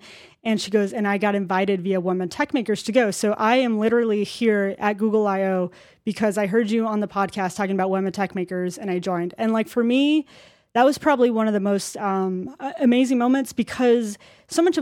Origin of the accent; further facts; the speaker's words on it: Arizona, United States; I come from Arizona, and it gets pretty freaking hot, too